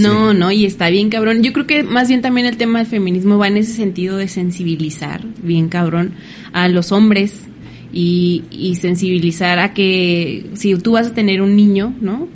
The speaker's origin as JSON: {"language": "Spanish", "country": "Mexico", "said": "como mexicanos"}